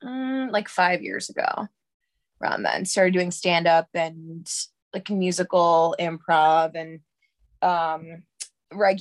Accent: New York City, New York, United States; I'm from New York. I grew up in Harlem

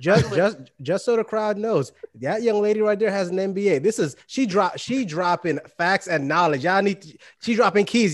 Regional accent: New York City, New York, United States; now in Florida, United States; I'm from Brooklyn, New York, uh, but I reside in Florida now

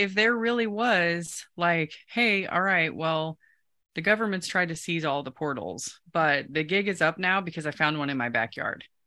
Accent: Osage City, Kansas, United States; when I was growing up in Kansas, um, in Osage, a little south of Topeka

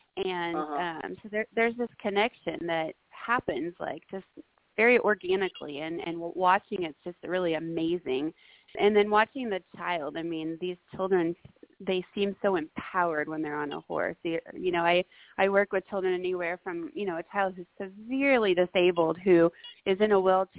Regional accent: Springfield, Missouri, United States; I'm from Springfield, Missouri

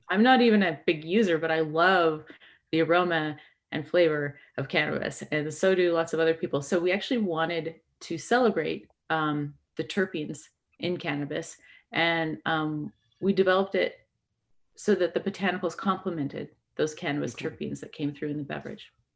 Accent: British Columbia, Canada; I grew up in in um, British Columbia

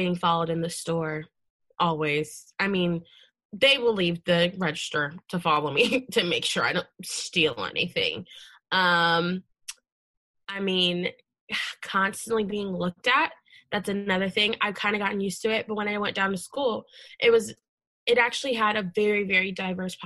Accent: Leesburg, Virginia, United States; I grew up in Loudoun County in Leesburg

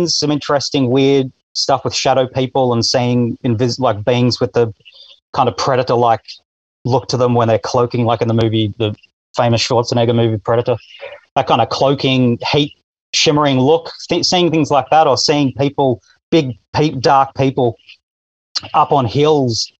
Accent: Australia; I'm Australian, 42 years old

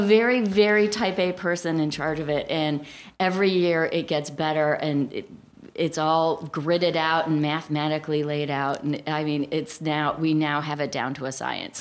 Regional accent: Cleveland, Ohio, United States; also born or lived in Alabama / Florida / Baltimore / Cincinnati; now in New Jersey, United States; I grew up in Cleveland, Ohio

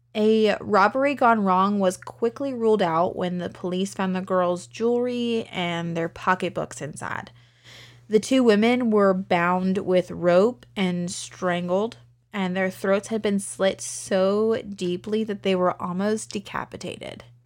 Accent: Lynchburg, Virginia, United States; my hometown of Lynchburg

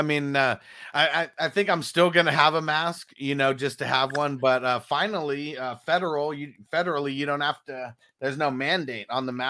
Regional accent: Canada; I'm from Canada.

